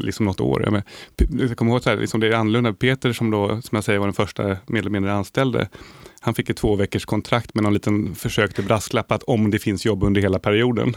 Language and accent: Swedish; Sweden; jag är lyckligt lottad som svensk